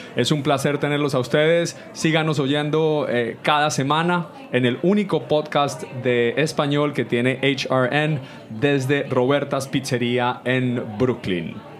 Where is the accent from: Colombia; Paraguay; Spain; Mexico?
Colombia; now in New York, United States; Chanchullo en Colombia le decimos